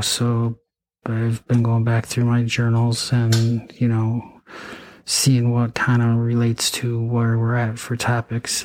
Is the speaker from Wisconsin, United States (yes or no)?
yes; Eau Claire, Wisconsin, United States; also born or lived in St. Cloud, Minnesota; I went to you know high school in Eau Claire, Altoona. I mean, um, I was born in Eau Claire